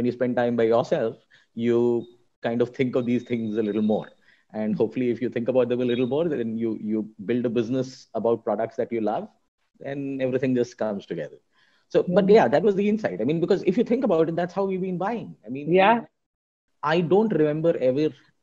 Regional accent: Delhi, India; when I was growing up in Delhi and I'm one of those south Indians born and brought with Delhi

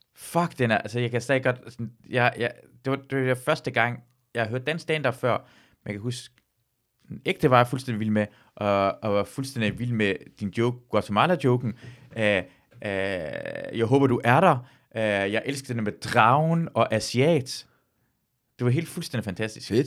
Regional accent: Løgstør, North Denmark Region, Denmark; moved away; also born or lived in Aalborg

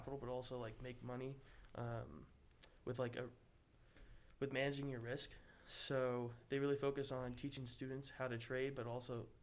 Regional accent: Boise, Idaho, United States; I'm from Boise as well

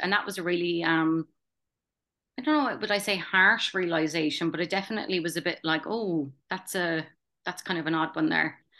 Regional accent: Tralee, Munster, Ireland; moved away as an adult; also born or lived in Stanthorpe, Australia; now in Brisbane, Australia; I immigrated from Tralee County, Kerry, thirteen years ago now.

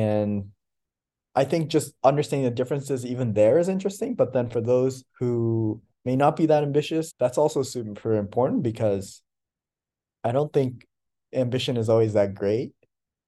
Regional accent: Troy, United States; And yeah, and I think growing up in Troy, I always thought you and everybody was, I think I lived a little bit of a different experience, not that different, but there wasn't any Japanese speakers.

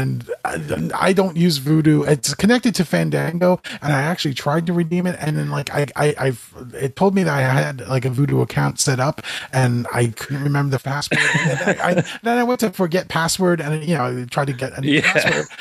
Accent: New York City, New York, United States; moved away as an adult; now in New Jersey, United States; Well, I grew up in Queens. I live in New Jersey now

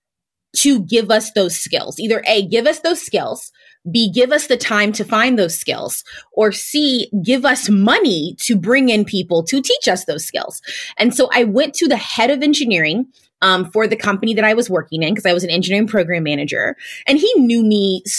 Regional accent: St. Louis, Missouri, United States; a Black woman who was born and raised in St. Louis, Missouri, I completely understood Blackness.

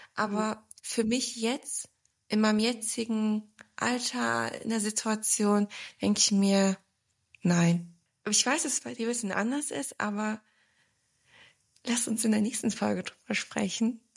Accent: Braunschweig, Lower Saxony, Germany; moved away as an adult; also born or lived in Wiesbaden; now in Stuttgart, Germany; ich bin ja in Braunschweig aufgewachsen

